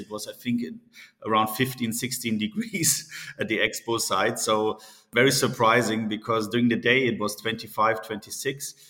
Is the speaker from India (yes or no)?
no; Munich, Bavaria, Germany; moved away as an adult; also born or lived in Singapore / Middle East; I'm born and raised in Munich, Germany